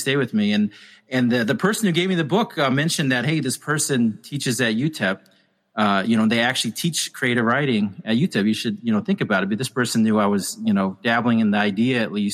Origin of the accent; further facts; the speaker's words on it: El Paso, Texas, United States; moved away as an adult; also born or lived in Korea; now in New York City, United States; I'm from El Paso. I went to Andrews High School